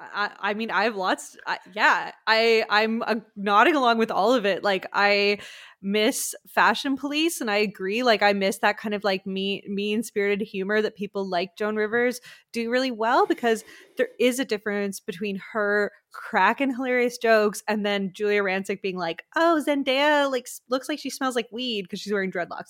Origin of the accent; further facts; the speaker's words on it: Quebec, Canada; I'm from Quebec.